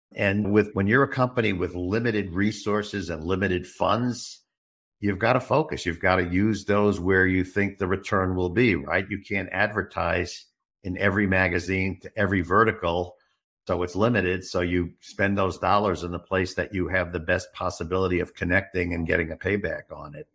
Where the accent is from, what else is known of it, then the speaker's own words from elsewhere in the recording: New York City, New York, United States; also born or lived in Westchester; now in Arizona, United States; I got my informal education on the streets of Brooklyn, New York